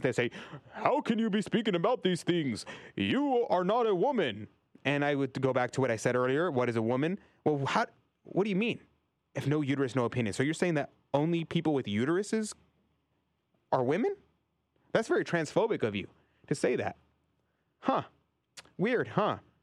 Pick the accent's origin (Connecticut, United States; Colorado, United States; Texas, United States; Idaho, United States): Texas, United States; my home state of Texas